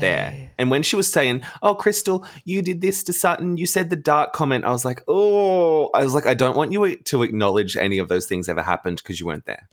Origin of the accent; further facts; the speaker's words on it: Australia; we're Australian